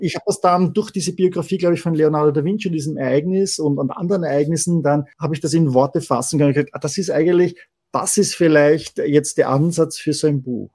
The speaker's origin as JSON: {"language": "German", "region": "Vienna", "country": "Austria", "said": "als Wiener"}